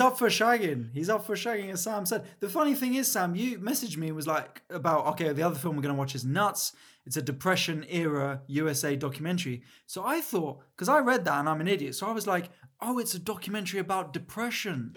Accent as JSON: {"language": "English", "region": "London", "country": "United Kingdom", "tie": "born or raised there", "said": "I grew, I grew up in Mill Hill, so I was the o, opposite side, Northwest"}